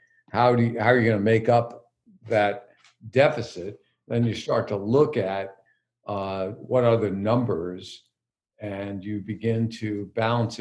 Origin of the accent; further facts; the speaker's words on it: East Coast, United States; moved away; also born or lived in Midwest; we grew up on the East Coast